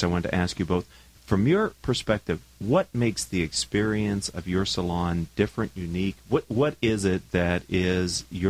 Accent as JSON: {"language": "English", "town": "Pittsburgh", "region": "Pennsylvania", "country": "United States", "moved": "yes", "said": "I'm from Pittsburgh originally."}